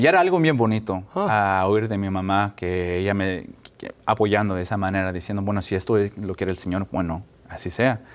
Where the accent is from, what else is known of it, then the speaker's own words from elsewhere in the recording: Mexico; now in Albany, United States; como latinos, mexicanos, mi familia